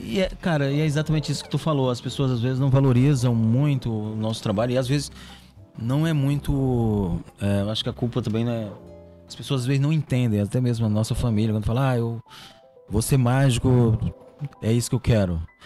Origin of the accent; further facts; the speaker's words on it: Catunda, Ceará, Brazil; moved away; quando eu tinha mais ou menos uns 8 anos de idade, lá no Ceará, uma cidade muito pequena, eu sou do Ceará, chamado, uma cidade chamada Catunda, é a minha cidade.